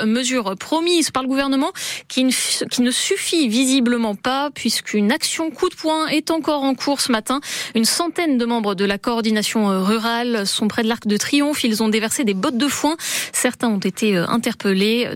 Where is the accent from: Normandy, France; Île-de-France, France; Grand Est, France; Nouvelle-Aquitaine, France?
Nouvelle-Aquitaine, France; Basque Country; chez nous au Pays Basque